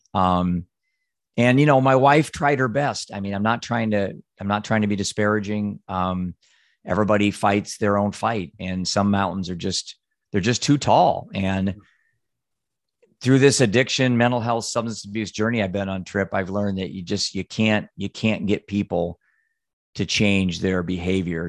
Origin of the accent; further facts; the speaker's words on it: Solon, Iowa, United States; Solon, Iowa